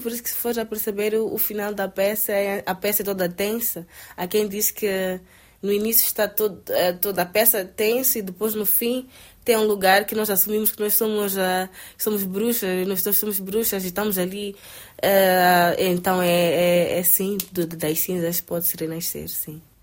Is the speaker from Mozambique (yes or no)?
yes; Mozambique; sou de Moçambique